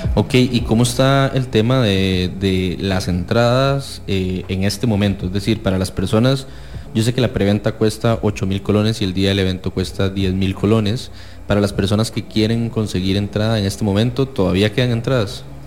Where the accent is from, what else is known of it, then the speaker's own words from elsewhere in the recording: San José, Costa Rica; yo soy alguien de Chepe